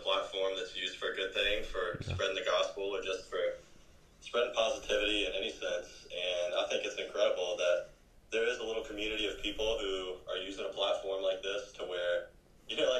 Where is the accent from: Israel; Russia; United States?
United States; Estill, South Carolina; also born or lived in Greenville, South Carolina